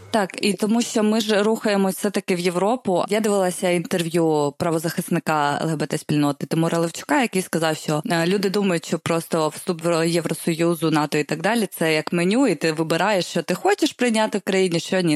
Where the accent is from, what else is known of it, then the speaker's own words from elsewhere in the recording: Poltava, Poltava Oblast, Ukraine; я з Полтави взагалі